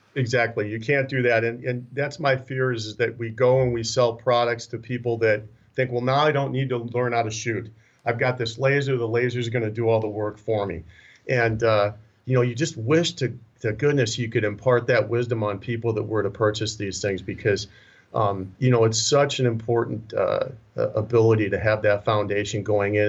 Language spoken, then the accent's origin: English; Minnesota, United States; moved away; also born or lived in Las Vegas, Nevada; born and raised in Minnesota originally.